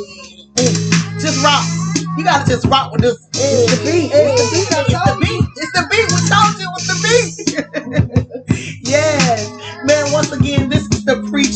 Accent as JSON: {"language": "English", "region": "the South", "country": "United States", "said": "we're from the South"}